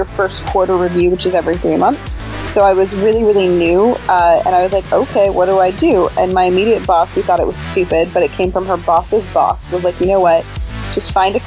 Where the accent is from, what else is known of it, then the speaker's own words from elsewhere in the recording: Canada; moved away as an adult; I'm Canadian, so I have a visa, I had requirements.